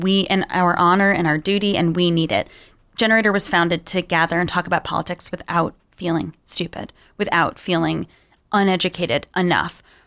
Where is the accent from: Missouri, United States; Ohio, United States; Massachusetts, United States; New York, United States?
New York, United States; Long Island; I grew up on Long Island, which was designed to be racially segregated